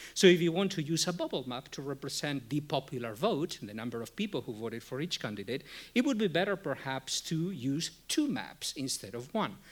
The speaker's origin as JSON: {"language": "English", "country": "Spain", "tie": "born or raised there", "moved": "yes", "lives_now": "United States", "said": "I was born in Spain"}